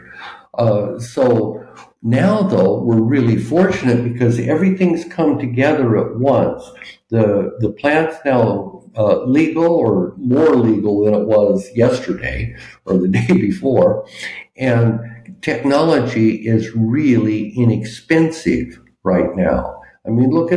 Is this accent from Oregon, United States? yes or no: yes; Ontario, Oregon, United States; moved away as an adult; also born or lived in California / Washington; now in Spain; I grew up on the West Coast in Oregon